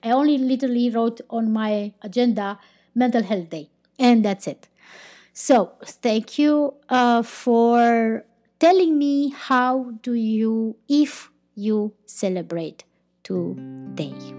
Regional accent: Romania; I'm not from Spain, I'm not from Portugal, I'm from Romania

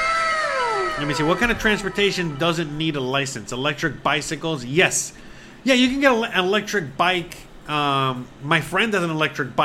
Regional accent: Hialeah, Florida, United States; I'm from Hialeah

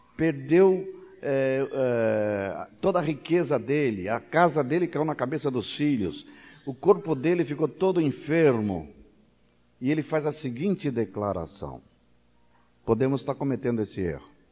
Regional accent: São Paulo, Brazil; moved away; eu sou paulista

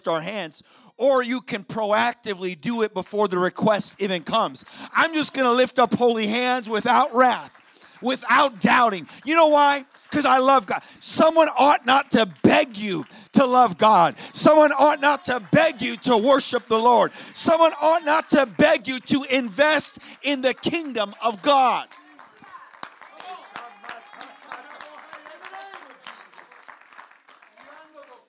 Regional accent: Chicago, Illinois, United States; now in South Dakota, United States; I live in South Dakota. I'm originally from Chicago

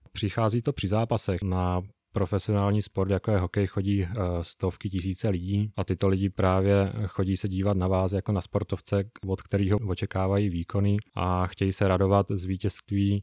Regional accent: Uničov, Olomouc Region, Czechia; now in Prague, Czech Republic; na zimní stadion v Uničově v mém rodném městě

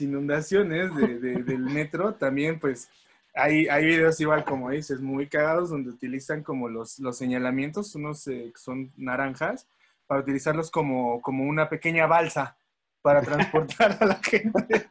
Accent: Mexico City, Mexico; Los demás somos capitalinos.

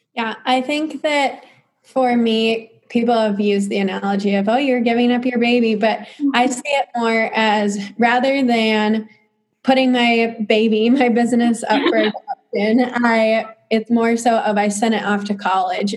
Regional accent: Clinton, United States; I'm just from Clinton

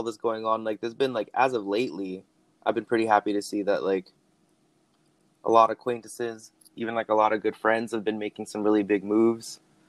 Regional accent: Lethbridge, Alberta, Canada; also born or lived in Calgary; now in Vancouver, Canada; I made the move to Vancouver out of Lethbridge, but even when I moved to Calgary from Lethbridge, I always had Brianna there.

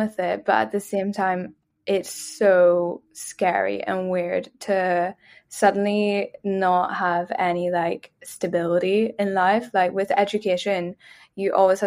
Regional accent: Belfast, Northern Ireland, United Kingdom; moved away as an adult; also born or lived in Dublin, Ireland; now in London, United Kingdom; I grew up in Belfast, which is like Northern Ireland.

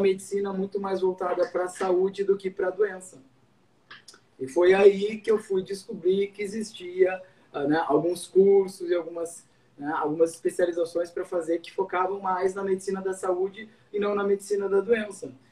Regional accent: Cruz Alta, Rio Grande do Sul, Brazil; moved away as an adult; also born or lived in Santa Maria; now in Porto Alegre, Brazil; Eu sou de Cruz Alta, do interior, fiz minha faculdade na Universidade Federal de Santa Maria

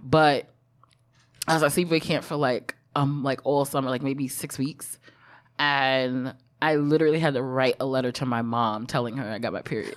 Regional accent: New York City, New York, United States; first language English; the hospital I was born at in Brooklyn is on Atlantic Avenue

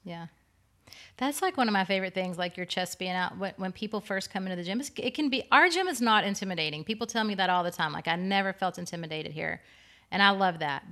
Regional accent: East Lynn, Texas, United States; my hometown of East Lynn, Texas. I just grew up in a, I was, did gymnastics and, like, lower level gymnastics in a small town

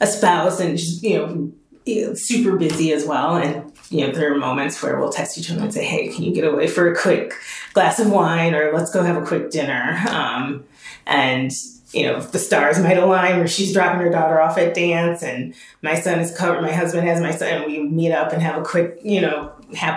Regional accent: Minneapolis, Minnesota, United States; moved away as an adult; also born or lived in Washington, D.C.; I am a Minneapolis girl. I grew up in South Minneapolis.

